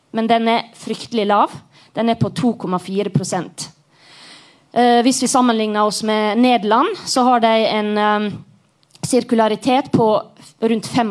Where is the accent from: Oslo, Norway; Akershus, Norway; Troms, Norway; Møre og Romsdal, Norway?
Møre og Romsdal, Norway; Sunnmøre; jeg er jo sunnmøring